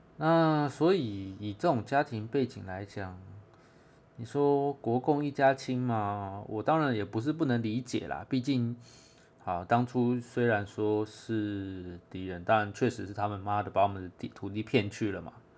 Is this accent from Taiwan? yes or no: yes; Taiwan; 虽然我是外省协同，但我在台湾长大